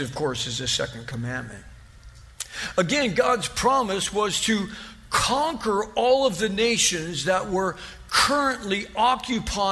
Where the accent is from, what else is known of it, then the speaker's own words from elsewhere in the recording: Ontario, California, United States; also born or lived in North Hollywood; We moved from North Hollywood to Ontario when I was 6 years old.